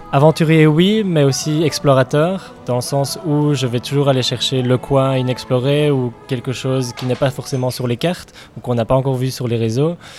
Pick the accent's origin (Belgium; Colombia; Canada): Belgium; now in New Zealand; je suis belge d'origine et euh, je ne réfuterai jamais euh, cette origine, bien sûr, mais mon pays d'adoption et mon pays de cœur c'est la Nouvelle-Zélande